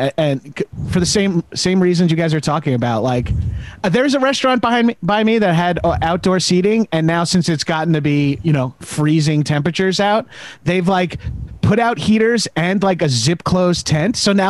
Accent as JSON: {"language": "English", "area": "Long Island", "region": "New York", "country": "United States", "said": "I'm from Long Island, so it's practically the same."}